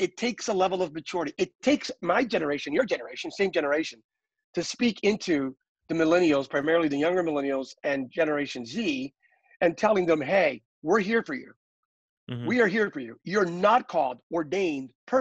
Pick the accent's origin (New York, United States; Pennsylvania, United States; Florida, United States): Pennsylvania, United States; Bethlehem; growing up in Bethlehem, Pennsylvania